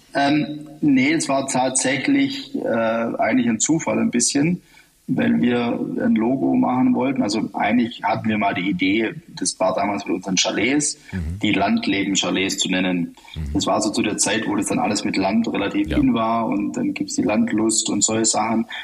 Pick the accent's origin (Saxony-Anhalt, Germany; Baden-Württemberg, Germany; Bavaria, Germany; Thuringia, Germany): Baden-Württemberg, Germany; Heidenheim; mit der Alp, mit meiner Heimat